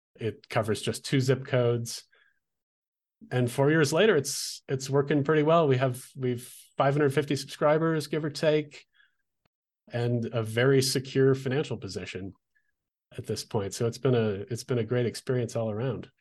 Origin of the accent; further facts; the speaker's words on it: Olympia, Washington, United States; now in Albuquerque, United States; I grew up in Olympia, Washington